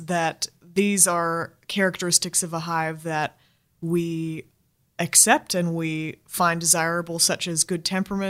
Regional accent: United States; now in Australia; I know I'm American

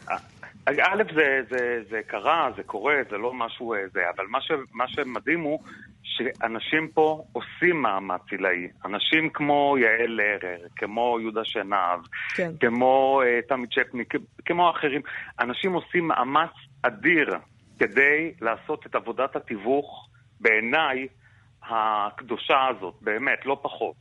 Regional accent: Israel; אנחנו כן, כישראלים

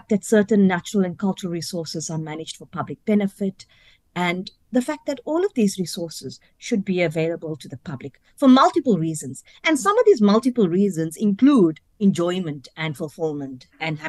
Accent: South Africa; I'm of Indian South African origin

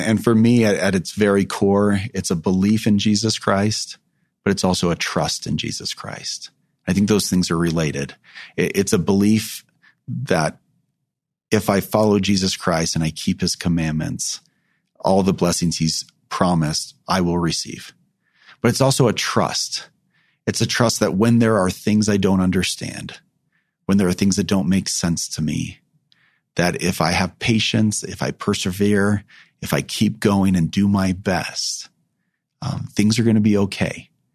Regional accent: California, United States; I grew up in California.

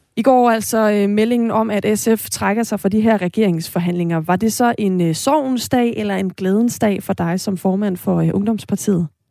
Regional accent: Esbjerg, Southern Denmark, Denmark; Jeg er jo fra Esbjerg

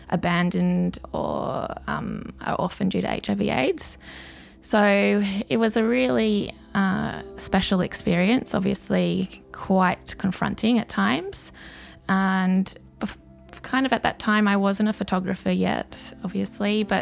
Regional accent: South Africa; born there; so basically, my love of sort of South Africa, where this project starts from, is because I was born in South Africa and I've been going back and affiliated with South Africa for a really long time

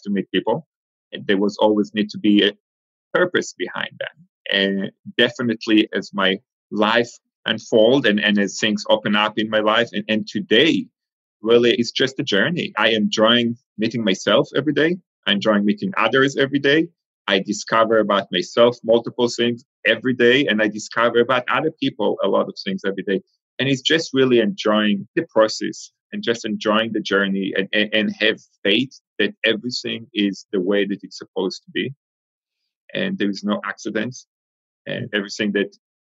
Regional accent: Israel; moved away as an adult; also born or lived in Argentina / Rehovot, Israel; I was born in Argentina. I was 3 years old when my family moved from Argentina to Israel. So I really consider myself an Israeli. I grew up in Israel from age 3 until my early 20s

